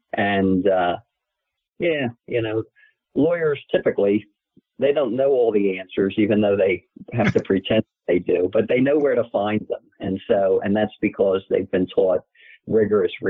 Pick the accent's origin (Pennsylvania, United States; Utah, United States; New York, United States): Pennsylvania, United States; Philadelphia; also born or lived in Bryn Mawr, Pennsylvania / Haverford, Pennsylvania; I grew up in suburban Philadelphia. I was actually born in the city